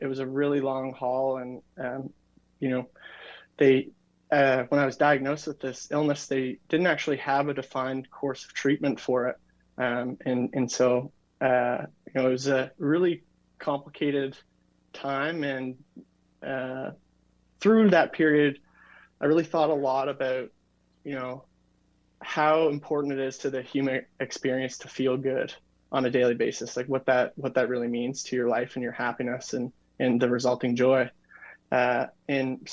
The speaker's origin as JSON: {"language": "English", "region": "New Brunswick", "country": "Canada", "said": "I'm from New Brunswick, Canada"}